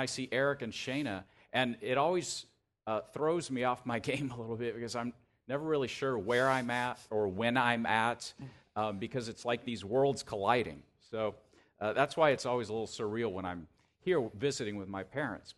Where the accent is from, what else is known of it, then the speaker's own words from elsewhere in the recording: Tallahassee, Florida, United States; moved away as an adult; now in Chicago, United States; I grew up here in Tallahassee